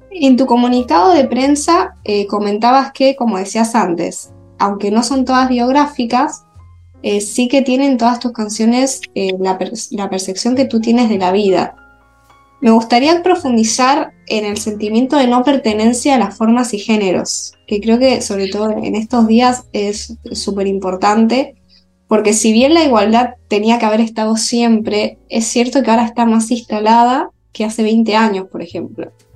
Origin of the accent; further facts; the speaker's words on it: Granada, Andalusia, Spain; moved away as an adult; also born or lived in Madrid; now in Argentina; yo soy española de Granada